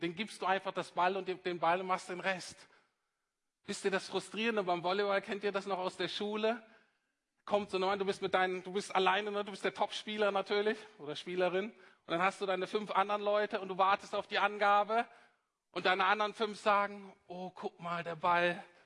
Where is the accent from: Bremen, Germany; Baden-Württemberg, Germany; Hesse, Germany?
Bremen, Germany; moved away; also born or lived in Heidelberg; ich komme aus Bremen übrigens